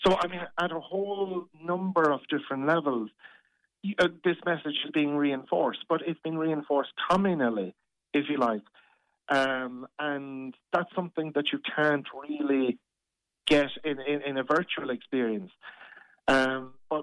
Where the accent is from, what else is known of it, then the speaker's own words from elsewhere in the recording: Ireland; And that really cuts to our hearts as an Irish people.